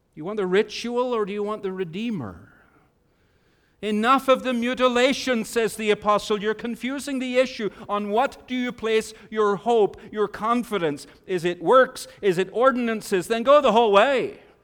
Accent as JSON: {"language": "English", "town": "Bangor", "region": "Northern Ireland", "country": "United Kingdom", "tie": "born or raised there", "said": "I grew up in Bangor, Northern Ireland"}